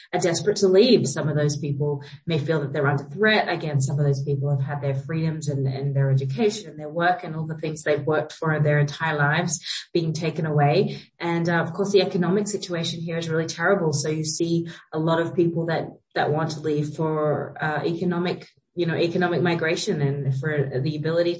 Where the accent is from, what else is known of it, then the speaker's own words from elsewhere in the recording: Australia; also born or lived in United States; now in Kabul, Afghanistan; Jake and I are Australian and I'm also American